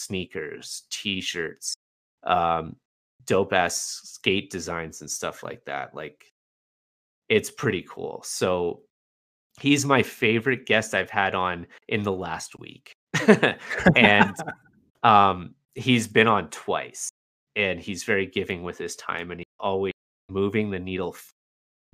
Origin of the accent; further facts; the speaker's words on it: Canada; as a Canadian